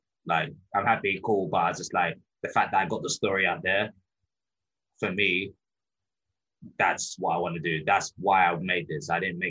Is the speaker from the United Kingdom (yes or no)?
yes; England, United Kingdom; growing up in England, obviously you watch football all the time.